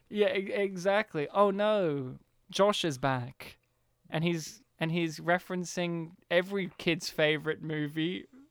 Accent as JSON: {"language": "English", "town": "Kempsey", "region": "New South Wales", "country": "Australia", "tie": "born or raised there", "said": "I was, like, the country town kid and all these other kids were, like, from more rural, like, more, uh, suburbia places. And they're, like, \"Where are you from?\" Kempsey."}